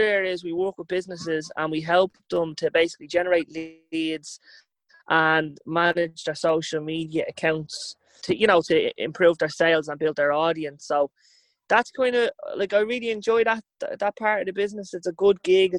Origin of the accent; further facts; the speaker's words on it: Dublin, Leinster, Ireland; I lived up the west of Finglas, grew up on a quiet enough little road called Kildonan